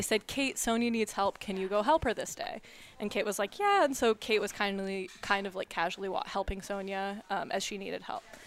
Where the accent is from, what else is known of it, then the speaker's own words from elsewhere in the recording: Orinda, California, United States; moved away as an adult; now in Ann Arbor, United States; I am originally from Arinda, California, which is in the East Bay